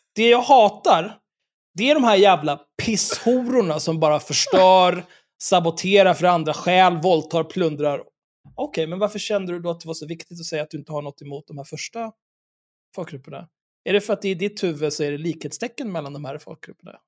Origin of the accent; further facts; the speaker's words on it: Stockholm, Stockholm County, Sweden; Stockholm, där jag kommer ifrån